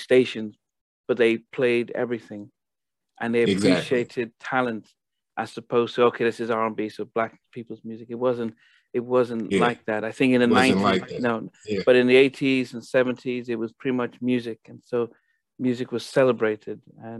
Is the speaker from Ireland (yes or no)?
no; Nigeria; also born or lived in Liverpool, United Kingdom; now in United States; I was born in Liverpool, where the … are. But when I was around 10, 11, my family moved to Nigeria. So I went to high school there.